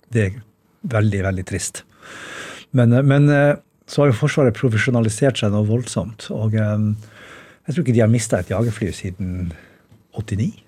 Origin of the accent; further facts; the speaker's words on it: Bodø, Nordland, Norway; siden jeg er fra Bodø.